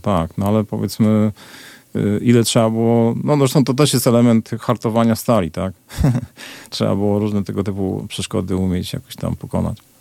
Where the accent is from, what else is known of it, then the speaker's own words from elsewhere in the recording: Poland; also born or lived in Glasgow; jestem z Polski